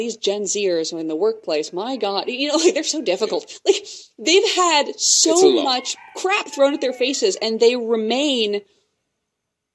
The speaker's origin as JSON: {"language": "English", "region": "Wyoming", "country": "United States", "tie": "born or raised there", "said": "I grew up in part in Wyoming"}